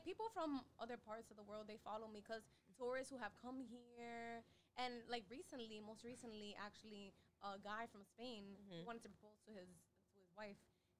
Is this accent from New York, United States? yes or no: yes; New York City, New York, United States; also born or lived in Manhattan; I was born in Manhattan, but raised in Bushwick.